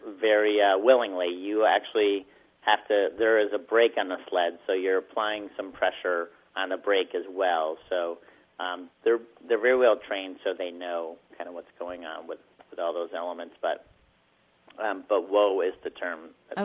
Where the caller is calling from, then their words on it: Jericho, Vermont, United States; I'm calling from Jericho, Vermont.